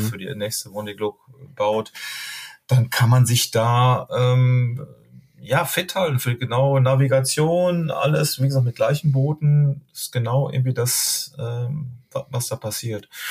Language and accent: German; Duisburg, North Rhine-Westphalia, Germany; now in Hamburg, Germany; wir kommen ja eigentlich aus, aus Duisburg